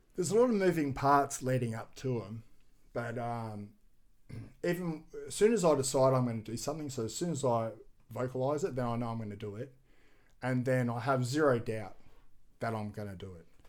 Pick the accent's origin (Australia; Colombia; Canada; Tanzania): Australia; Gold Coast, Queensland; Commonwealth Games is in my hometown next year